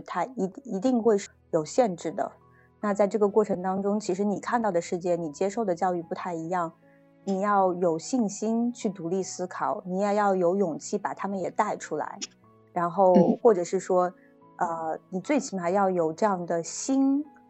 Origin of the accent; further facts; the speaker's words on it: China; moved away as an adult; now in Canada; 我们中国的文化